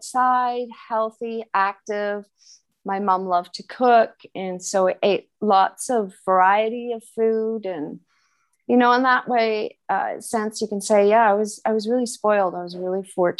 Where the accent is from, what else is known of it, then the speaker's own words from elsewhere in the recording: West Vancouver, British Columbia, Canada; now in Switzerland; I'm originally from British Columbia, Canada, and I grew up in West Vancouver near the ocean